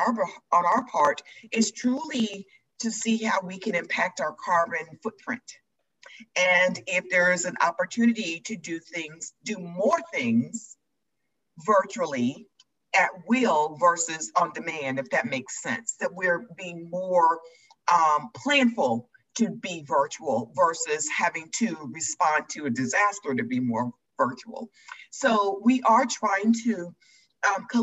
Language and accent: English; Metro Atlanta, Georgia, United States; I grew up in Metro, Georgia, and I was raised by my grandparents